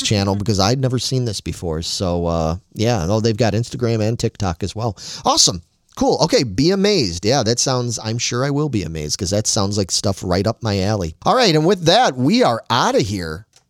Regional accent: Chicago, Illinois, United States; I grew up in Chicago and, and a, in a very football household

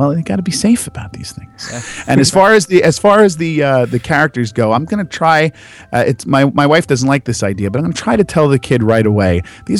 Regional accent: New Jersey, United States; I'm from Jersey.

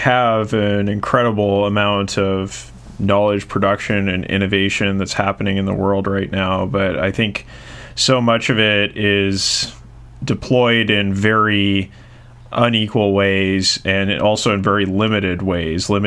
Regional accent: Canada; I'm Canadian

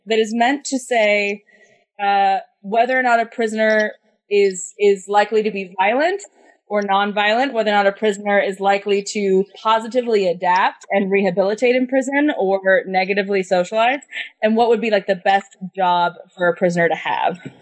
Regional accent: United States; as an American

